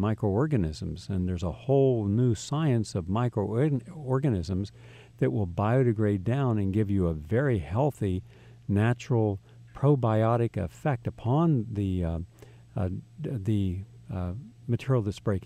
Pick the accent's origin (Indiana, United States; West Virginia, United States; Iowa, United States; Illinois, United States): West Virginia, United States; moved away; also born or lived in Stone Ridge; I grew up in West Virginia